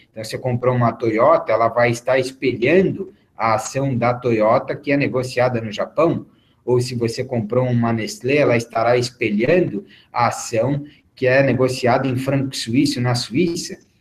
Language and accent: Portuguese; São Paulo, Brazil; now in Miami, United States; eu sou brasileiro, eu sou paulista